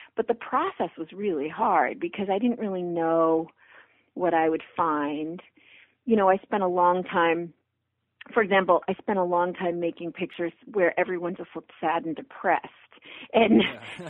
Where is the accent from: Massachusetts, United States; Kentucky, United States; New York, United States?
Massachusetts, United States; Brockton; moved away as an adult; also born or lived in Missouri; Brockton, Massachusetts, which is my hometown